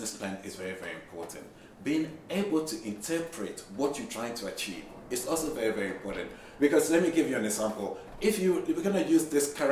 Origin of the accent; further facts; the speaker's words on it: Ghana; I'm Ghanaian